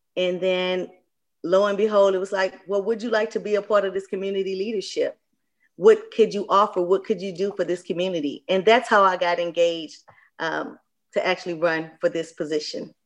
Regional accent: Port Arthur, Texas, United States; moved away as an adult; also born or lived in Nashville, Tennessee; now in St. Louis, United States; a true Southern girl, born and raised in Port Arthur, Texas

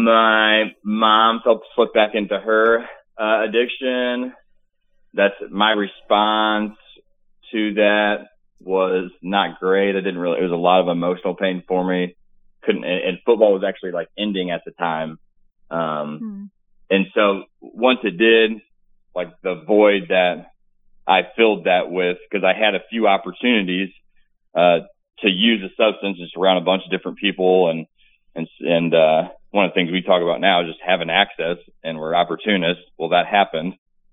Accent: Farmington, Missouri, United States; I'm from Farmington, Missouri, raised up playing sports. My parents divorced when I was young, pretty decent upbringing. I fell in love with sports, a small town, big football town.

